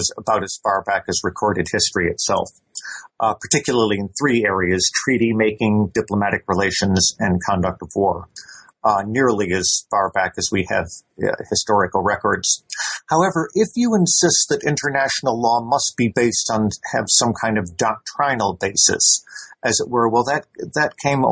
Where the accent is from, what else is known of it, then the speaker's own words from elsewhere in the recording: United States; now in Edinburgh, United Kingdom; I am an American national, though I have been living here in Britain since the late 1970s, and I've been teaching here at the University of Edinburgh since 1983 in international law.